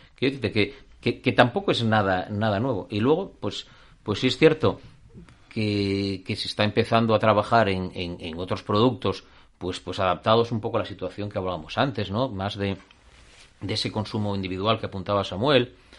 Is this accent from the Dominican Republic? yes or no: no; Asturias, Spain; somos españoles, somos asturianos